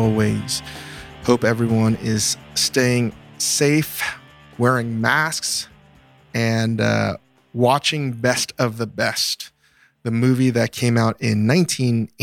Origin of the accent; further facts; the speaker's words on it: Northern Virginia, United States; growing up in America, in Northern Virginia